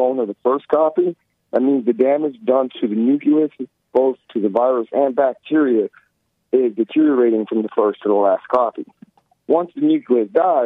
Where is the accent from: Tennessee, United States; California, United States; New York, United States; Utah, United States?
New York, United States; I'm from New York